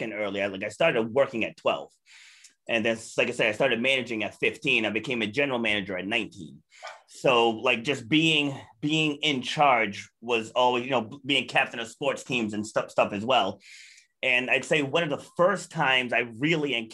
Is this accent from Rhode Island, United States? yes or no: yes; Charlestown, Rhode Island, United States; also born or lived in New York City, New York; We got a house down in Charlestown, like completely different environment than Brooklyn, New York and Queens, New York. So like I grew up